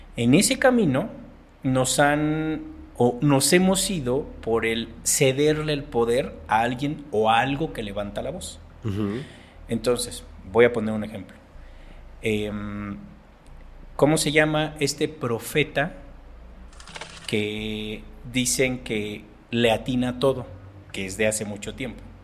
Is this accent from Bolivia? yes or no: no; Mexico; soy mexicano, tengo 46 años